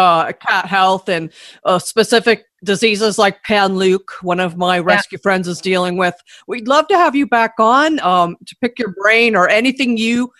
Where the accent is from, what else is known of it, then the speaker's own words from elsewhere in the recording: Buffalo, New York, United States; moved away; I'm from Buffalo, New York